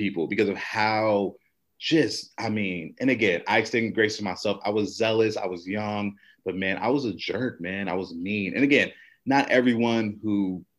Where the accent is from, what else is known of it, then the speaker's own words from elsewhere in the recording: Woodbridge, Virginia, United States; moved away as an adult; now in North Carolina, United States; Born and raised, man, Woodbridge, Virginia